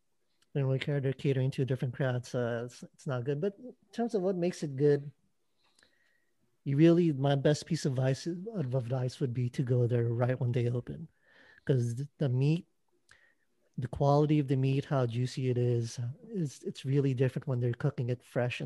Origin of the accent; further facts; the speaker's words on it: Philippines; As a Filipino, I've kind of become a taco expert.